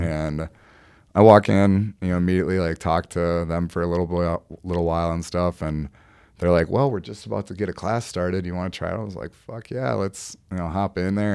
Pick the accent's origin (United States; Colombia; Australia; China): United States; Mankato, Minnesota; now in Burnsville, United States; I'm from Mankato, you know, town about, you know, forty, fifty thousand people